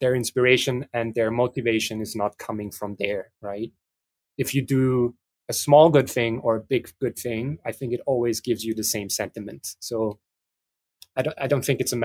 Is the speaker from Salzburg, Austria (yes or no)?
no; Vienna, Austria; also born or lived in France; I'm mixed metropolis countryside, but I grew up in Vienna, but spent a lot of time in France